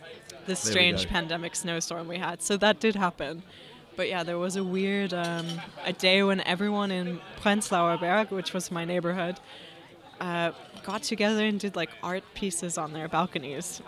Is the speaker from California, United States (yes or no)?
yes; California, United States; moved away as an adult; also born or lived in Berlin, Germany; I'm also not from the UK originally. I grew up in California.